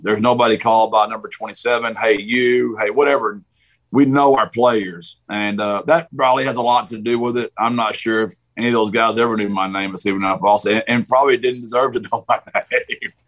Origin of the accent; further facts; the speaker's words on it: Gilmer, Texas, United States; also born or lived in San Antonio, Texas; Gilmer's, my hometown, my high school